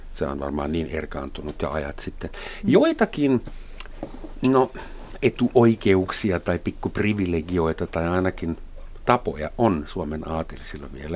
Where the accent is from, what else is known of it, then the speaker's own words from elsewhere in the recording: Germany; now in Finland; mä saksalaisena